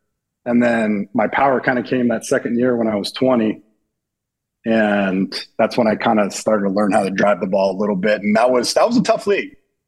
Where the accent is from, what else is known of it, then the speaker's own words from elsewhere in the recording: San Diego, California, United States; I was being from San Diego, right? We got good weather, beaches, sports, everything, good looking girls. We have it all there in Southern California.